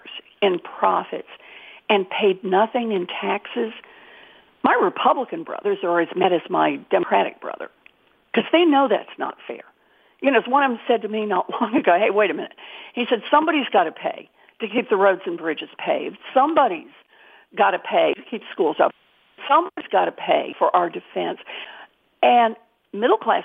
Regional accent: Oklahoma, United States; moved away; I was born and raised in Oklahoma

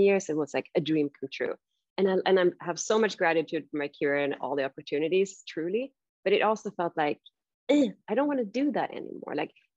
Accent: Sweden; now in San Francisco, United States; I grew up in Sweden

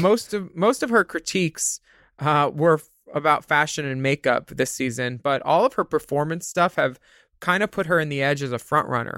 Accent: Philadelphia, Pennsylvania, United States; growing up in Philadelphia

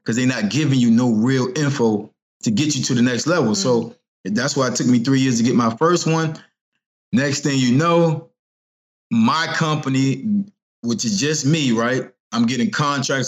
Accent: Norfolk, Virginia, United States; now in Baltimore, United States; I'm from Virginia. Norfolk, 757

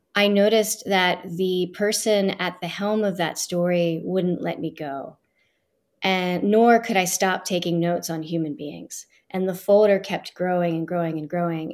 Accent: Philadelphia, Pennsylvania, United States; I grew up in Northeast Philadelphia

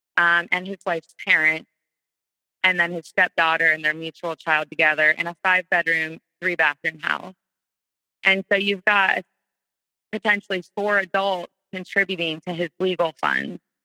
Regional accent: North Carolina, United States; moved away as an adult; now in Florida, United States; We're all from North Carolina

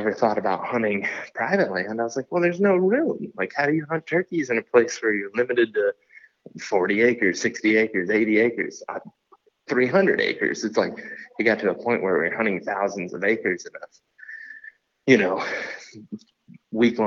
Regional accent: Western Ohio, United States; moved away; I grew up in Ohio, Western Ohio

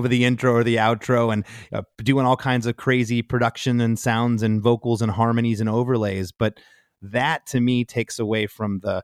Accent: Detroit, Michigan, United States; I'm from Detroit.

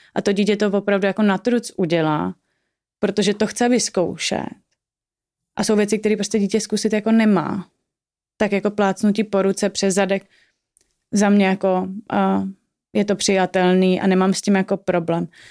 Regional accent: Prague, Czechia; obě dvě jsme z Prahy

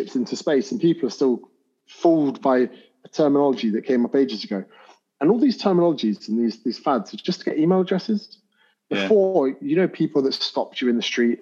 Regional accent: Berkshire, between Windsor and Ascot, South East England, United Kingdom; moved away as an adult; also born or lived in Surrey; now in Australia; I'm from Berkshire. The school was in Surrey. I'm from between Windsor and Ascot

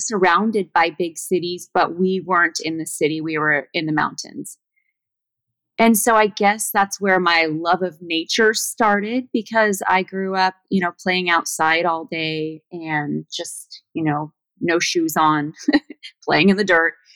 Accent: between Malibu and Los Angeles, Southern California, United States; moved away as an adult; also born or lived in Washington; I was born in Southern California, but I was raised on an ashram

